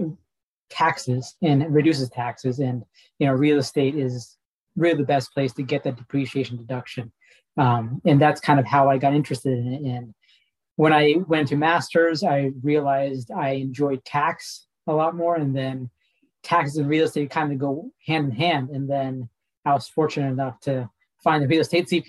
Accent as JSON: {"language": "English", "town": "Kansas City", "country": "United States", "tie": "born or raised there", "said": "I was born and raised in Kansas City, so right around Kansas City"}